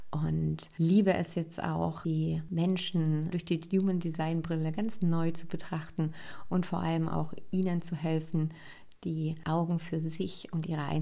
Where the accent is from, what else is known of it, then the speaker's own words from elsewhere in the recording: Berlin, Germany; accent: Berliner Schnauze; now in Leipzig, Germany; ich bin 37 Jahre alt und komme aus dem wunderschönen Leipzig. Ich bin aufgewachsen im Speckmantel Berlin. Also wenn hier so ein bisschen Berliner Schnauze durchkommt, dann liegt das daran, dass da meine Wurzeln sind.